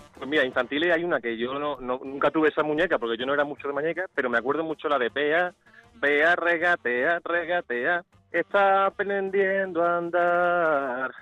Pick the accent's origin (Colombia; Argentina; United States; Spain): Spain; Seville, Andalusia; Yo vivo en Sevilla, soy de Sevilla, de momento estoy en Sevilla